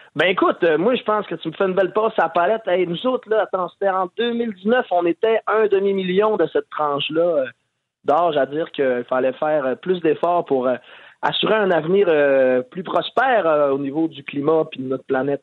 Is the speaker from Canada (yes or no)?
yes; Quebec, Canada; on est tous des Québécois